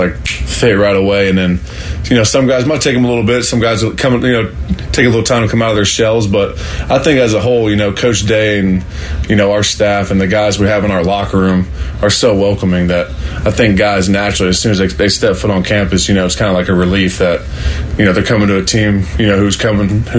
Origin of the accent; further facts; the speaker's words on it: Central Ohio, United States; I grew up 15 minutes down the road